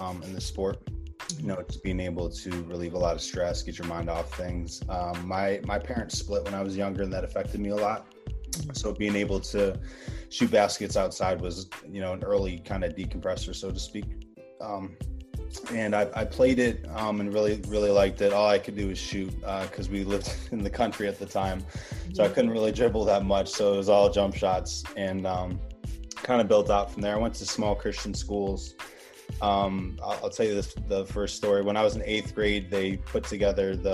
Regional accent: Pittsford, New York, United States; my hometown of Pittsford, New York, where I'm at right now

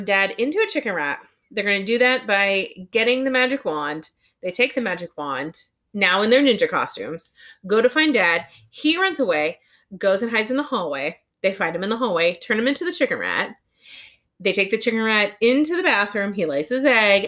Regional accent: United States; I'm American

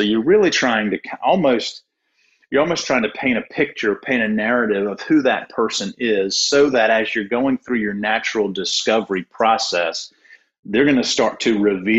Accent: Durham, North Carolina, United States; I grew up in Durham.

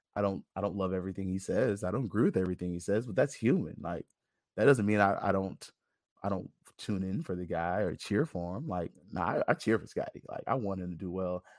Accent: Tallahassee, Florida, United States; I'm just from Tallahassee, born and bred

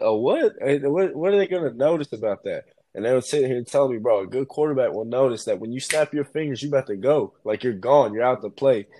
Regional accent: Knoxville, Tennessee, United States; I'm from Knoxville

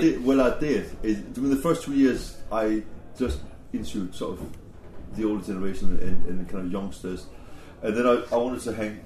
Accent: Denmark; moved away as an adult; now in England; me growing up in Denmark

